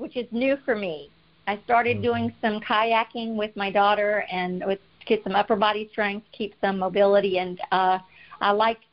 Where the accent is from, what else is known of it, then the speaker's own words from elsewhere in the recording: South Louisiana, United States; moved away as an adult; now in Texas, United States; I grew up in South Louisiana and danced a lot growing up because people down there dance a lot